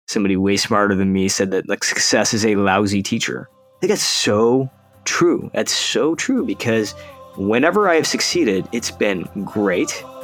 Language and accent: English; Detroit, Michigan, United States; now in California, United States; we're originally from Detroit